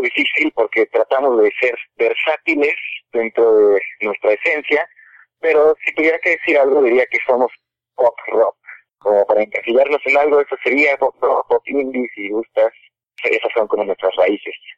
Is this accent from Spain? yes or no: no; Cuernavaca, Morelos, Mexico; moved away as an adult; now in Mexico City, Mexico; somos de Cuernavaca